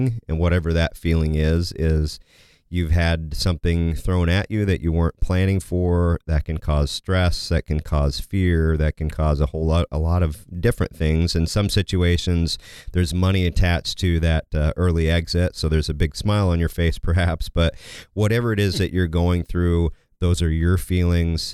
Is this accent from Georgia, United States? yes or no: no; Kansas, United States; I grew up in Kansas